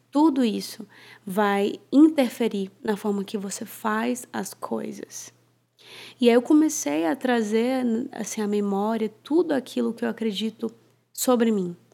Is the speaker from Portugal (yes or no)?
no; Fortaleza, Ceará, Brazil; also born or lived in Sydney, Australia; now in São Paulo, Brazil; Eu sou nascida e criada em, em Fortaleza, Ceará